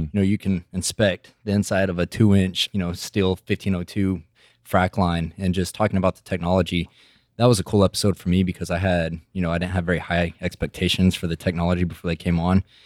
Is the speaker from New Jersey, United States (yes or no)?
no; Midland, Texas, United States; I'm from Midland, Texas originally. I'm from the Permian Basin right in the middle of it, and I feel like graduating high school out of Midland